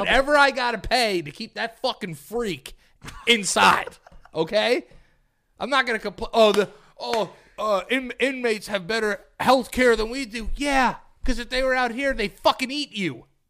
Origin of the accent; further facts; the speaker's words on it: New York, United States; I'm from New York